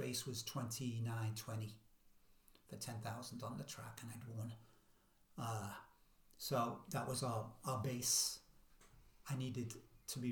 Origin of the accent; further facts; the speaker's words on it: Liverpool, North West England, United Kingdom; accent: Scouse; I'm from Daisy